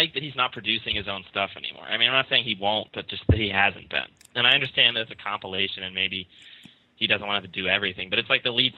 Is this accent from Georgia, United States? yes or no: yes; Atlanta, Georgia, United States; I'm from Atlanta.